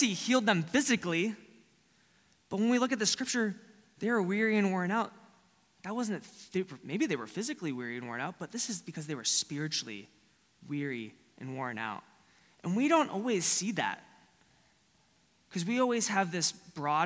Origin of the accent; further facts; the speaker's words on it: Florida, United States; Growing up in Florida is a lot like Texas.